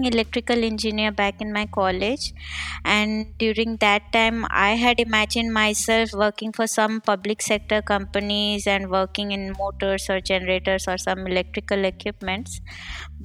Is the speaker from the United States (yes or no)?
no; India; moved away as an adult; now in Berlin, Germany; I'm basically from India and currently staying in Berlin since 5 years